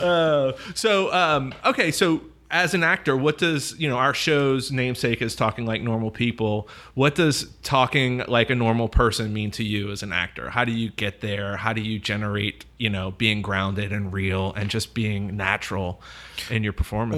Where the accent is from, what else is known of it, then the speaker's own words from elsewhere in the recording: New Orleans, Louisiana, United States; I'm from New Orleans, too, and I, I grew up in a theater world here as well